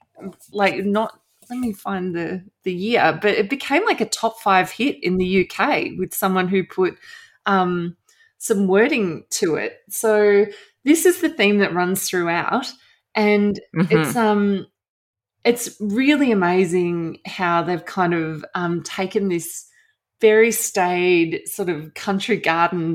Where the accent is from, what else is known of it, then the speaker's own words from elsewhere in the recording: Australia; moved away as an adult; also born or lived in South West England; I'm a journalist from Australia